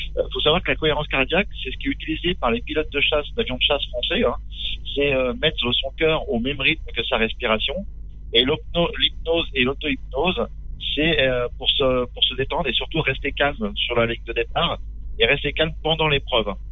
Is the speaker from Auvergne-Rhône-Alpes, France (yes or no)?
no; Châtellerault, Nouvelle-Aquitaine, France; Châtellerault, dans la Vienne. Je suis un pur produit euh, du Poitou.